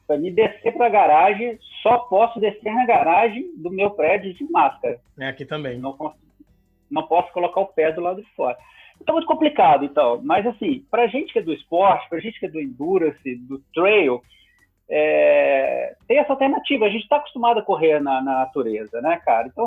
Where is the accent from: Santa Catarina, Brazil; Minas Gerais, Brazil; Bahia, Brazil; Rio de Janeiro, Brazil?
Minas Gerais, Brazil; Eu sou mineiro